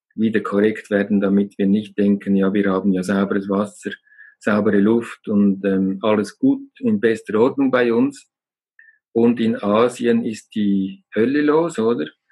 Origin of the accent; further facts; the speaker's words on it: Lake Zurich, Switzerland; now in Glarus, Switzerland; Ich bin äh, in einer gesunden, glücklichen Umgebung aufgewachsen ähm, am Zürichsee